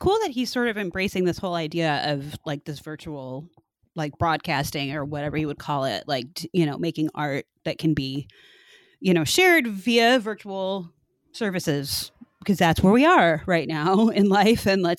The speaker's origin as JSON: {"language": "English", "town": "Chicago", "region": "Illinois", "country": "United States", "said": "we're both from Chicago."}